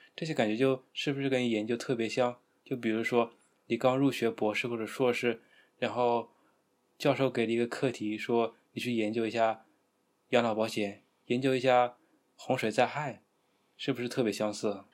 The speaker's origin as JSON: {"language": "Chinese", "region": "Hunan", "country": "China", "said": "作为一个湖南人"}